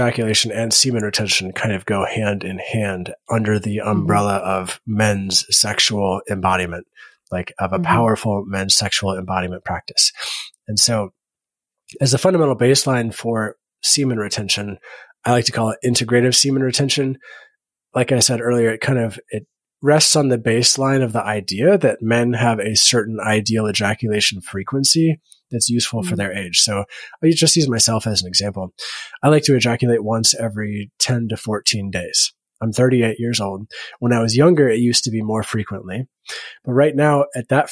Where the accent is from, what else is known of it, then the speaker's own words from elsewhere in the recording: Bible Belt of the United States, United States; I grew up in the Bible Belt of the United States in a public school